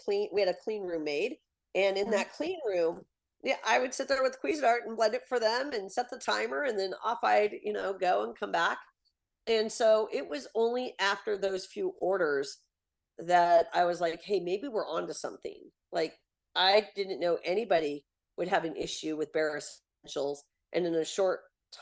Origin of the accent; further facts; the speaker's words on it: Portland, Oregon, United States; I'm from Portland, Oregon